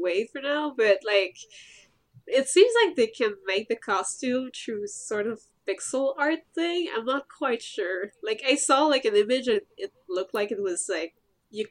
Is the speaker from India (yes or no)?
no; Canada; I'm Canadian